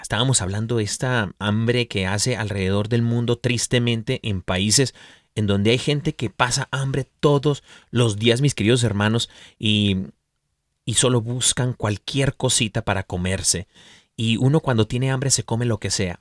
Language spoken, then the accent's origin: Spanish; Mexico; yo soy mexicano